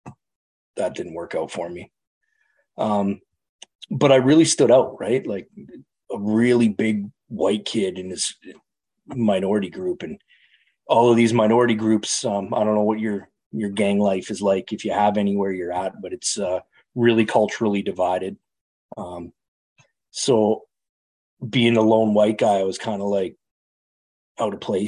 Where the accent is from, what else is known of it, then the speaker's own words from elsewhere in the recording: Calgary, Alberta, Canada; I'm Canadian. I live in Canada. I grew up in a city called Calgary, central west, kind of straight north of Montana